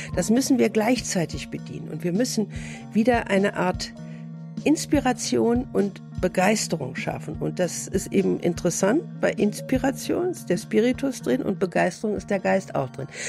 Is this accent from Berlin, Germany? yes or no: yes; Berlin, Germany; Ich bin 1943 geboren in Berlin